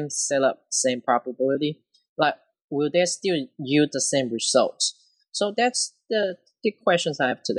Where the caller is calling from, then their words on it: Louisiana, United States; Hello, Kirk. … I'm from Louisiana.